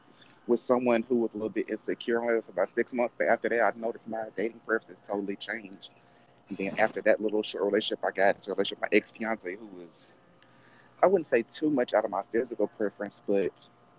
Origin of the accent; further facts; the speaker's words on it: the South, United States; growing up in the South, I mean, black people give me a hard time because they just automatically assume I had it easier